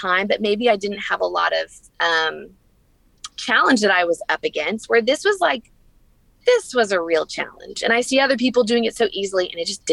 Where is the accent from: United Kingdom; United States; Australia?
United States; the South; moved away as an adult; also born or lived in New York; we're from the South